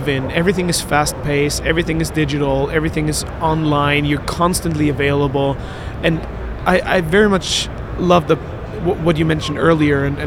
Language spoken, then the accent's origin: English; Vienna, Austria; moved away as an adult; also born or lived in London; Austria. I was born and raised in Vienna